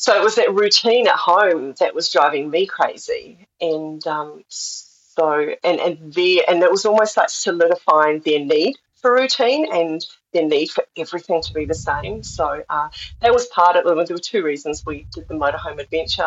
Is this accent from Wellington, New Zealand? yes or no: yes; Wairarapa, Wellington, New Zealand; moved away as an adult; also born or lived in Australia; now in Te Anau, New Zealand; I grew up in the Wairarapa, which is small. So it's just north of Wellington